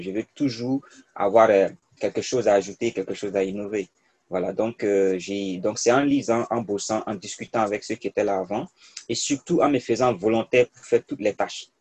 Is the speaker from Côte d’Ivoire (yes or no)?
yes; Côte d’Ivoire; first language Mooré; moved away as an adult; also born or lived in Bondoukou, Côte d'Ivoire / Ouagadougou, Burkina Faso; J'ai fait mon primaire dans une petite ville, euh, en Côte d'Ivoire, parce que je suis né en Côte d'Ivoire. Et après, j'ai fait une seconde C, une première C et un bac C dans un lycée à Bondoukou